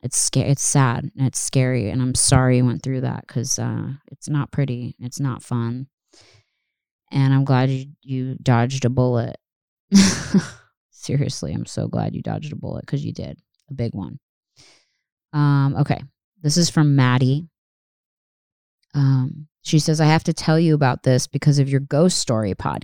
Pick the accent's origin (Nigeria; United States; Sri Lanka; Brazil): United States; the South; Granted, we're from the South, so we hear all kinds of crazy animals